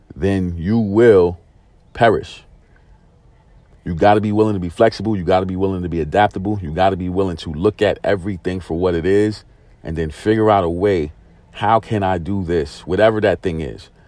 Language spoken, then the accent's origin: English; New York City, New York, United States; moved away as an adult; also born or lived in San Diego, California; Growing up in Brooklyn, New York